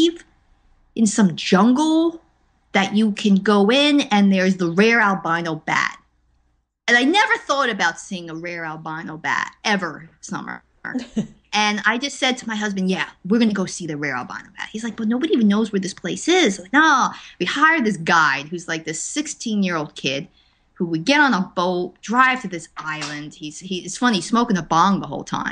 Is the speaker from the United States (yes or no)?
yes; Linden, New Jersey, United States; moved away as an adult; You know, it's like that joke of New Jersey is where I grew up